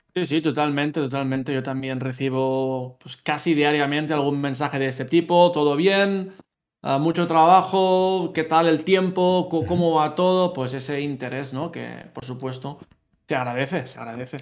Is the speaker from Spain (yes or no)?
yes; Castellar del Vallès, Catalonia, Spain; moved away as an adult; now in Utrecht, Netherlands; yo soy de Castellar del Vallés, es un pueblecito que está muy cerca de Barcelona